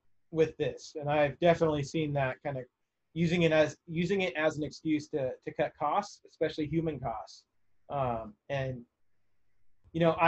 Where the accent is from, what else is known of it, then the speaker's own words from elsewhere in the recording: California, United States; moved away as an adult; now in Chicago, United States; I'm originally from California